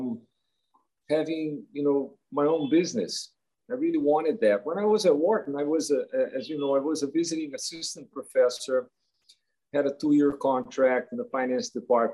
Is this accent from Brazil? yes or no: yes; Rio de Janeiro, Brazil; I grew up in Rio de Janeiro, Brazil